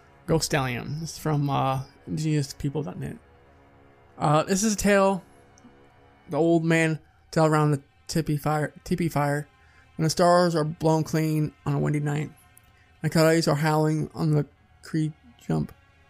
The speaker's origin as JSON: {"language": "English", "town": "Pocatello", "region": "Idaho", "country": "United States", "tie": "born or raised there", "said": "Outside of my hometown of Pocatello, Idaho, is a tragic, frightening spot known as Massacre Rocks."}